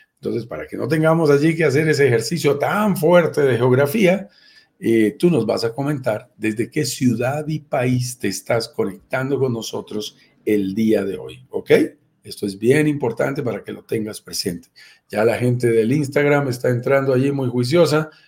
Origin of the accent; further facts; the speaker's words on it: Colombia; en mi propio país